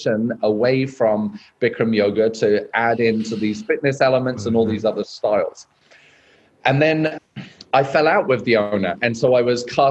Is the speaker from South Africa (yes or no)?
no; United Kingdom; moved away as an adult; also born or lived in South Korea / Australia; now in Las Vegas, United States; being British and well spoken